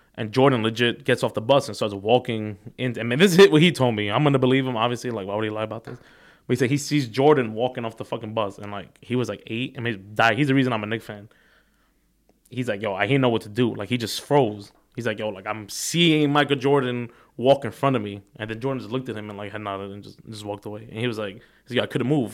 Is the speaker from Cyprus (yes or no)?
yes; Cyprus; I'm from Cyprus, little country this big on the map.